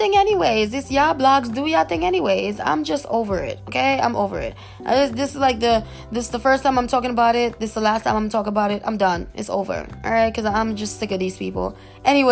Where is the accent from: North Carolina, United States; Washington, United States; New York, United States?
New York, United States; I come from New York